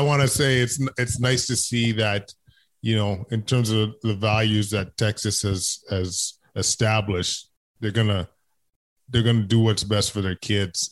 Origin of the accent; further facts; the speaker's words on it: Canada; being a Canadian